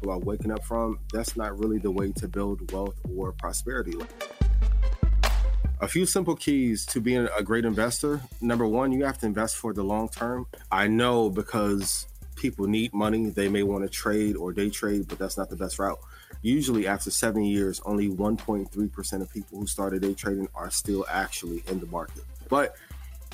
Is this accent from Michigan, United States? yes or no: no; East Chicago, Indiana, United States; I'm originally from East Chicago, Indiana.